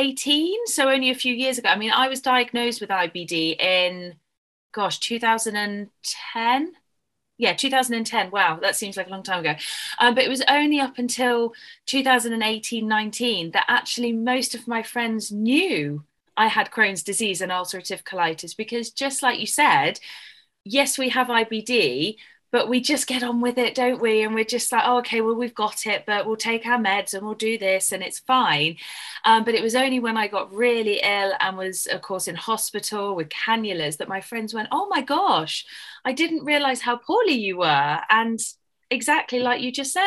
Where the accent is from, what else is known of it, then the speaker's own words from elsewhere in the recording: Dorset, South West England, United Kingdom; accent: English; moved away as an adult; also born or lived in South Africa / Australia; I live in a county called Dorset. So we are very lucky because we live right on the beach. We've got lovely white sandy beaches